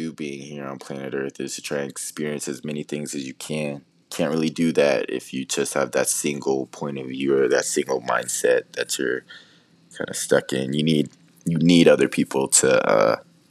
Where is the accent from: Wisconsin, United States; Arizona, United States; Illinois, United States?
Arizona, United States; I'm born and raised in Arizona